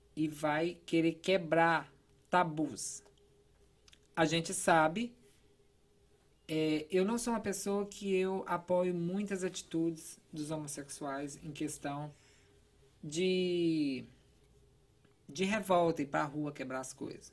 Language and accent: Portuguese; interior of Goiás, Brazil; also born or lived in Philadelphia / Virginia; now in Boston, United States; Eu sou de uma cidade de. Eu acredito que hoje tem uns 12 mil habitantes, uma cidade bem pequena do interior de Goiás